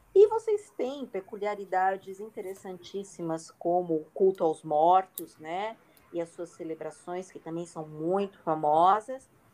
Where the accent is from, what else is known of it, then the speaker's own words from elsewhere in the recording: São Paulo, Brazil; eu sou paulistana